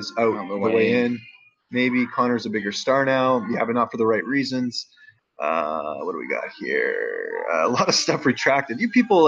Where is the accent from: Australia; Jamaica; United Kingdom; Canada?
Canada; I'm a Canadian journalist